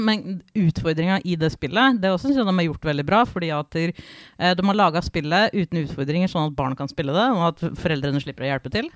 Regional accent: Fredrikstad, Østfold, Norway; fra Fredrikstad

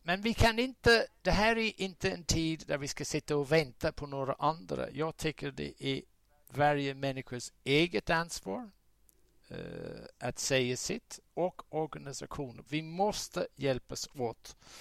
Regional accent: southern Ireland, Ireland; now in Sweden; ursprungligen kommer jag från södra Irland, republiken Irland.

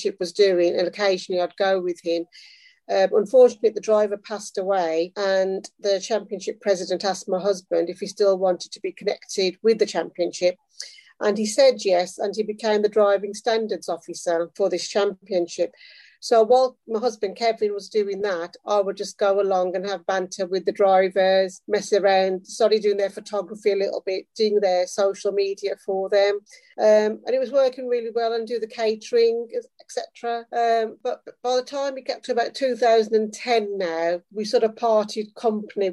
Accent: Midlands, United Kingdom; accent: Midlands; moved away as an adult; also born or lived in London; now in Northampton, United Kingdom; I'm originally from the Midlands. You can probably tell from my accent.

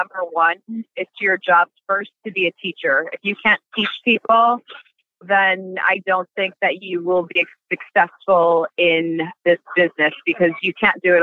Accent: Passaic, New Jersey, United States; I was born and raised in Passaic, New Jersey

